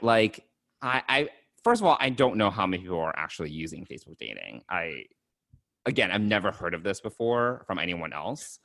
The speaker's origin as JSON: {"language": "English", "country": "United States", "tie": "born or raised there", "said": "I'm an American born Chinese"}